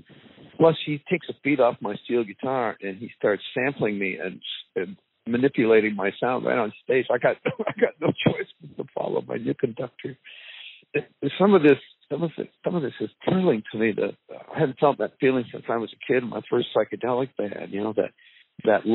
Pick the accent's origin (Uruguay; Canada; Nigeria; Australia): Canada; moved away; also born or lived in Silver Lake / the South; we're both Canadian